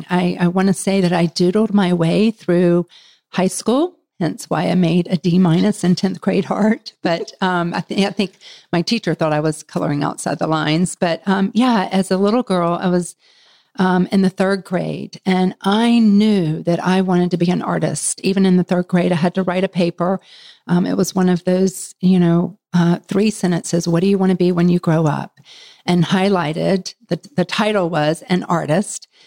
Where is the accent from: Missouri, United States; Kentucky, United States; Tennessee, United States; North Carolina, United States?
North Carolina, United States; Charlotte; from Charlotte, North Carolina.